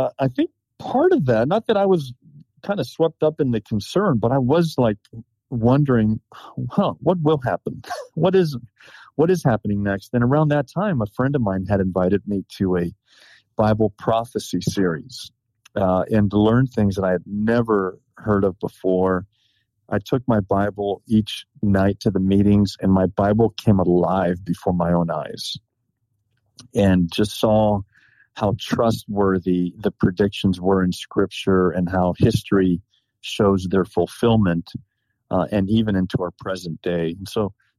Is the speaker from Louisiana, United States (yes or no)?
no; Los Angeles, California, United States; moved away as an adult; also born or lived in Sacramento, California / Tennessee; now in Maryland, United States; I'm originally from Los Angeles, California. I lived in Southern California and then in Sacramento, Northern California, before I went off to school in Tennessee